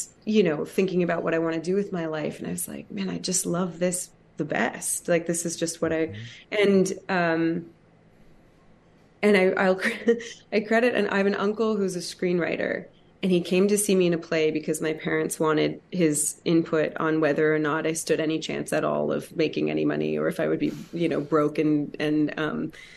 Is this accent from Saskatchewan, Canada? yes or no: no; Hamilton, Ontario, Canada; it's my hometown, Hamilton, Ontario, Canada